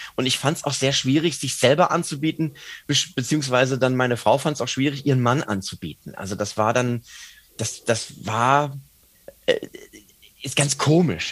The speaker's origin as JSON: {"language": "German", "town": "Mainz", "region": "Rhineland-Palatinate", "country": "Germany", "tie": "born or raised there", "said": "ich bin ja Mainzer. Und als Menser ist es natürlich so, dass du einen Zugang zur Bühne findest über die Fasnacht"}